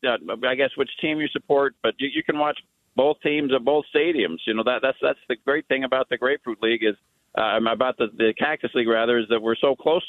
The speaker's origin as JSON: {"language": "English", "town": "Mesa", "region": "Arizona", "country": "United States", "tie": "born or raised there", "said": "I grew up in Mesa"}